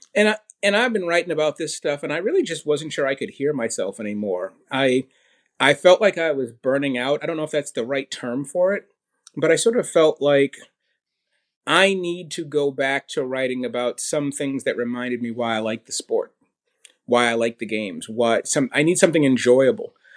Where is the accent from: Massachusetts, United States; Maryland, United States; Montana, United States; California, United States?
Massachusetts, United States; Boston; I was born in Boston